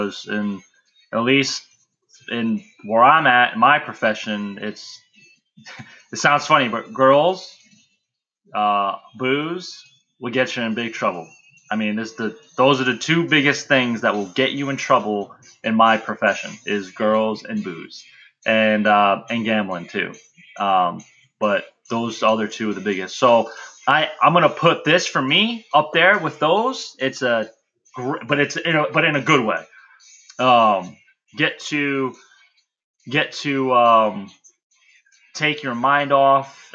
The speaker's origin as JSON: {"language": "English", "town": "New York City", "region": "New York", "country": "United States", "tie": "born or raised there", "said": "I grew up in the Bronx"}